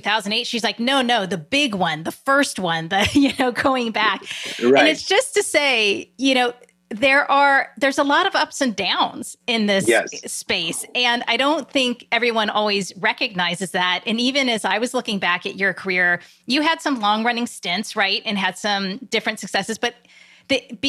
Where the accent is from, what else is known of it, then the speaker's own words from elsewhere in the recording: Silicon Valley, California, United States; I grew up in Silicon Valley